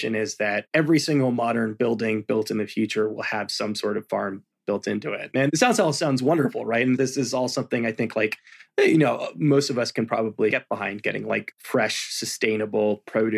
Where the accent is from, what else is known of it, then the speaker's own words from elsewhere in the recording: California, United States; moved away as an adult; also born or lived in Santa Cruz, California; now in New York City, United States; I'm from California originally, and I went to school in the Central Coast.